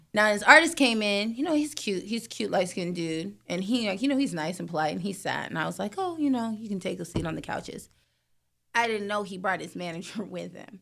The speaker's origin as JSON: {"language": "English", "town": "San Diego", "region": "California", "country": "United States", "also_born_or_lived": "Atlanta", "said": "I'm from San Diego by way of Atlanta"}